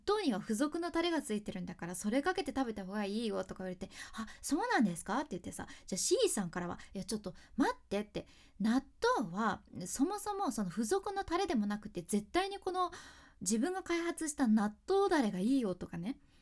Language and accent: Japanese; Hakata, Fukuoka, Japan; accent: Hakata dialect; ここでなまっちゃった博多弁の